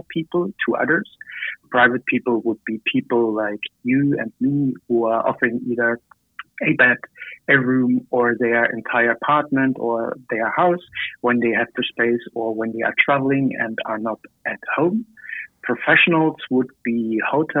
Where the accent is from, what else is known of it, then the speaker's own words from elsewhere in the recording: near Dresden, Saxony, Germany; moved away as an adult; now in Berlin, Germany; I'm from Germany, close to the beautiful city of Dresden. But I'm actually living in Berlin right now